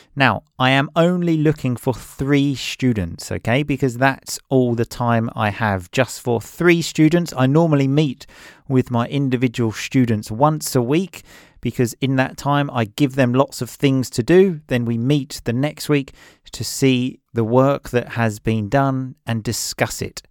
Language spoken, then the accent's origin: English; England, United Kingdom; I grew up in England